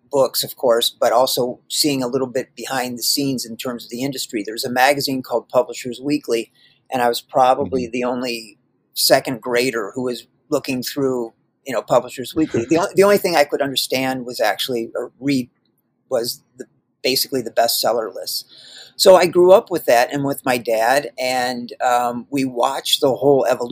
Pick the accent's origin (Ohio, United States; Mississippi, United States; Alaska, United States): Ohio, United States; moved away as an adult; also born or lived in Singapore / Asia; now in Toledo, Ohio, United States; I'm from America. I was born in Ohio. I lived in America until I was, 23